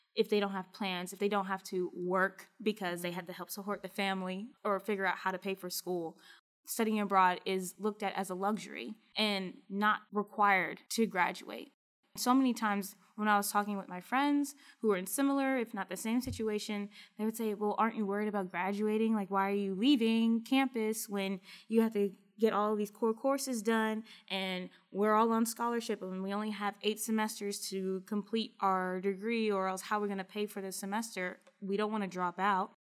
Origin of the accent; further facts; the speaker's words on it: Kentucky, United States; I'm from Kentucky